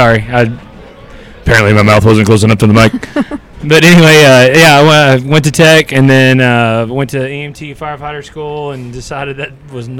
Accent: Henrietta, Texas, United States; I'm actually from Henrietta, Texas.

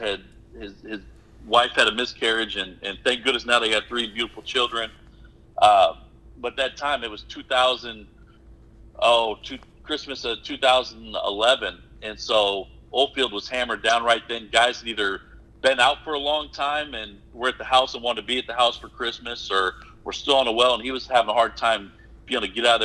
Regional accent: Omaha, Nebraska, United States; moved away as an adult; also born or lived in Oklahoma; now in Miami, Texas, United States; I'm originally born and raised in Omaha, Nebraska

